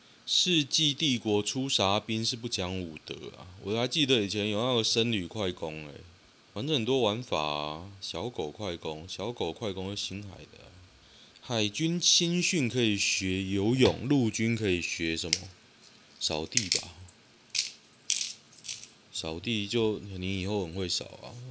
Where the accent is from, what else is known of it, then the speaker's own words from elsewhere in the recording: Guishan, Taoyuan, Taiwan; 龟山呢？哦哟，在我老家那边。